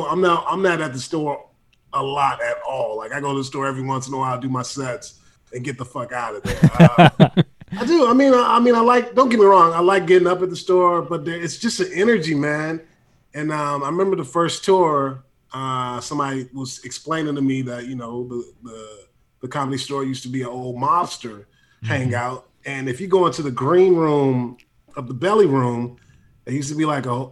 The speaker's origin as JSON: {"language": "English", "town": "San Francisco", "region": "California", "country": "United States", "said": "I'm from San Francisco and whatnot."}